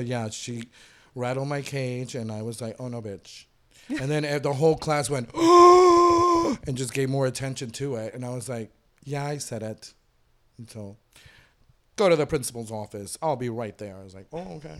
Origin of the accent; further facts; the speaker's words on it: Inglewood, California, United States; also born or lived in Cali, Colombia / Miami; started school in Inglewood up until, like, sixth or seventh grade